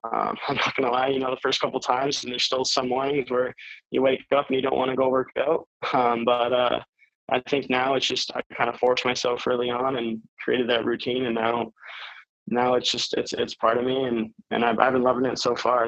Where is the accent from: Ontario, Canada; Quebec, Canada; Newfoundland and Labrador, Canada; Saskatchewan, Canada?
Ontario, Canada; Maple; I grew up in Maple uh, my entire life, and I'm still living there now.